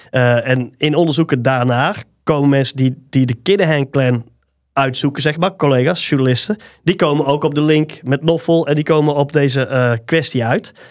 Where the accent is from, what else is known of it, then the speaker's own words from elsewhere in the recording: Tilburg, North Brabant, Netherlands; een overtuigd Tilburger.